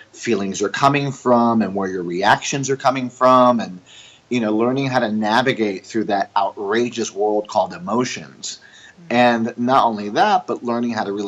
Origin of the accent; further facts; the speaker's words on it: Puerto Rico; also born or lived in New York; I'm an American Jewish family from New York, and I grew up in Puerto Rico, which is a Latin country and a Catholic country. And so I moved to Puerto Rico when I was 2.5 years old.